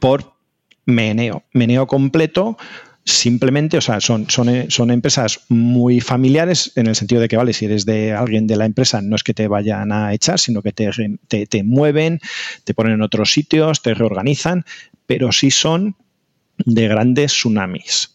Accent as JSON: {"language": "Spanish", "country": "Spain", "said": "nosotros los españoles"}